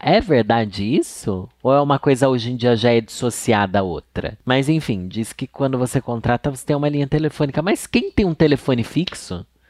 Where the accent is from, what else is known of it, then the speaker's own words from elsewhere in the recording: Sorocaba, São Paulo, Brazil; moved away; lá no meu bairro Júlio de Mesquita Filho tinha uma locadora